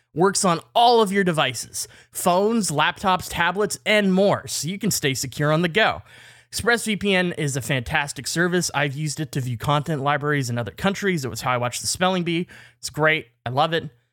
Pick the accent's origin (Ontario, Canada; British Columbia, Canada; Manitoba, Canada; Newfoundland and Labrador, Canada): British Columbia, Canada; I'm from B C, which is British Columbia